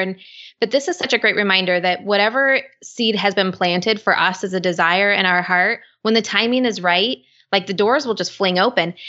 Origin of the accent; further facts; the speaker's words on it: West Coast, United States; I'm from the West Coast